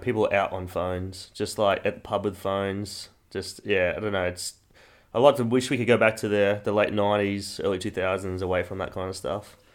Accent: Kingaroy, Queensland, Australia; moved away; my hometown, Kingaroy in Queensland

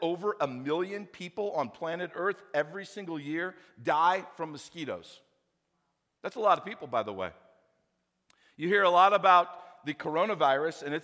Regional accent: St. Louis, Missouri, United States; I grew up in St. Louis

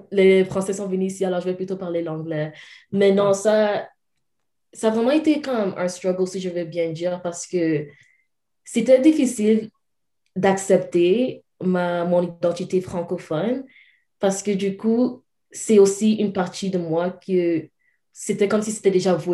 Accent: Cameroon; Je suis originellement du Cameroun. Je suis en fait née au Cameroun, qui est à l'est de euh, l'Afrique. Et c'est là, c'est ça. J'ai grandi là-bas dans un un monde francophon

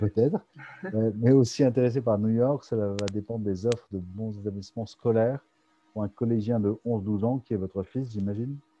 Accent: France; now in United States; on est français

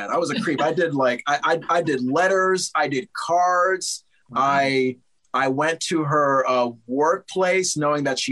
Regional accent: Connecticut, United States; I was still living in my home state of Connecticut

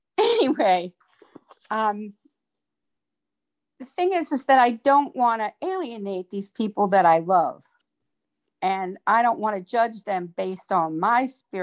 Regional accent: Baltimore, Maryland, United States; You know, I grew up in Baltimore City.

